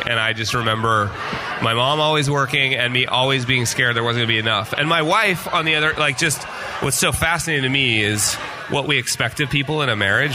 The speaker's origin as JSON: {"language": "English", "region": "Utah", "country": "United States", "also_born_or_lived": "Las Vegas / Park City, Utah", "said": "I was from Utah"}